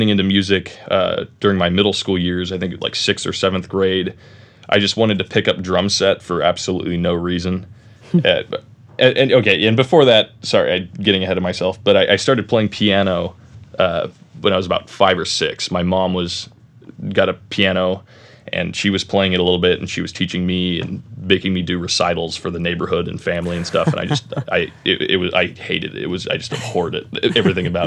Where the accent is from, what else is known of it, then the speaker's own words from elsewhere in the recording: Roseville, California, United States; also born or lived in Laguna Niguel, California; now in Mission Viejo, United States; I was born in Northern California in a city called Roseville. It's a little tiny area north of Sacramento, Granite Bay, kind of on Folsom Lake, but cool area. But I lived there until I was about 11